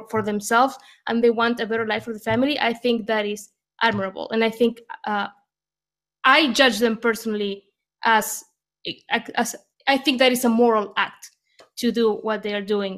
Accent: Argentina; moved away as an adult; now in United States; I'm an immigrant from Argentina, and I came here

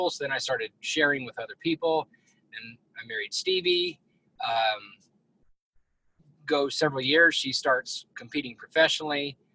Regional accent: Colorado, United States; I grew up in Northeast Colorado, came to Texas, um, went to school down here

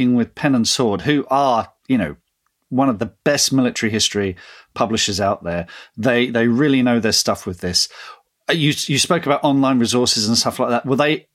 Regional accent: England, United Kingdom; I went to school in England

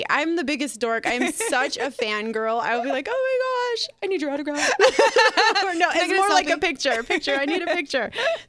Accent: Seattle, Washington, United States; moved away as an adult; also born or lived in Yakima, Washington; now in Las Vegas, United States; I was born in Seattle. So okay. I grew up in Seattle, and I didn't move to the east side, to the 509.

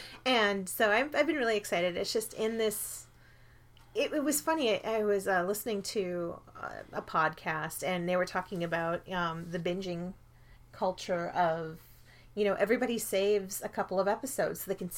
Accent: Minnesota, United States; moved away as an adult; I'm originally from Minnesota.

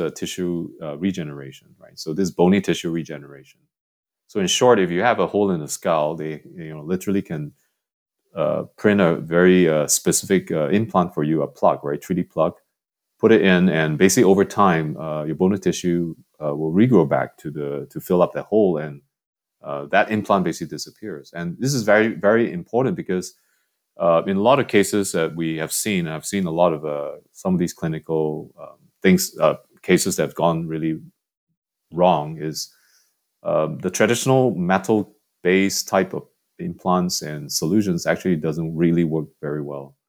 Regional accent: Singapore; growing up in Singapore

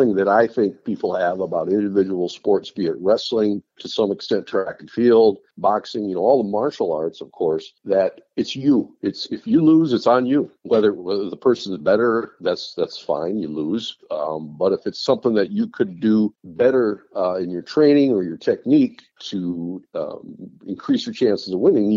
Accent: New England, North Dakota, United States; We had a boarding school in my hometown of New England, North Dakota.

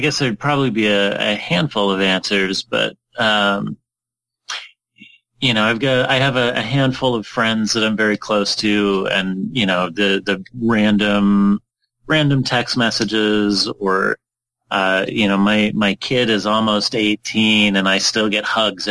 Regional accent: Utah, United States; I'm from Utah

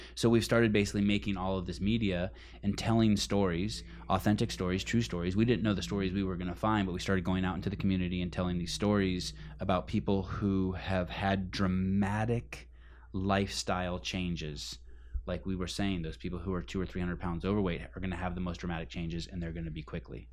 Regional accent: Berkeley, California, United States; I grew up in Berkeley, California.

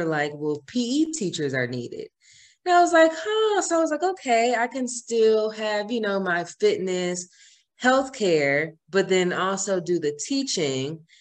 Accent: Georgia, United States; also born or lived in Fort Myers, Florida; home to Georgia, which is my hometown

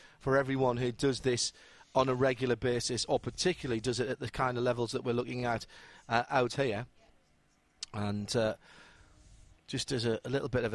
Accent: United Kingdom; moved away; expat Brits like myself

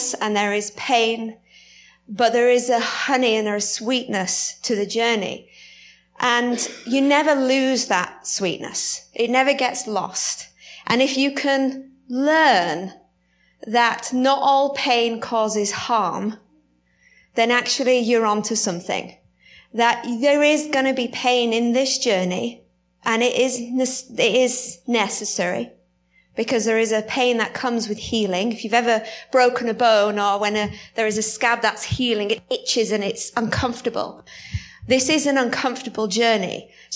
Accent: United Kingdom; accent: British; my accent gets stronger

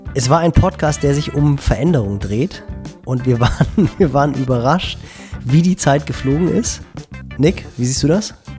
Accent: Schleswig-Holstein, Germany; bei uns in Schleswig-Holstein nördlich von Hamburg

